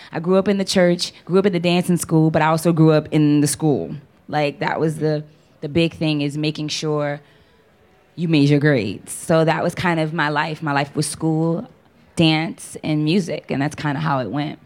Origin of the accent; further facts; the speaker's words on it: New Orleans, Louisiana, United States; Born and raised in New Orleans, Louisiana.